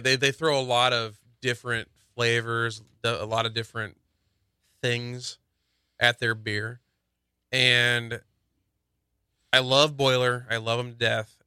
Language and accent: English; Indiana, United States; moved away; I'm from Indiana